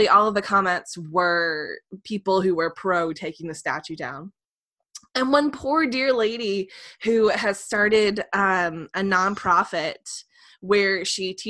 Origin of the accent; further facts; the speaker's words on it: North Carolina, United States; moved away; I'm used to being a Southerner who's in the North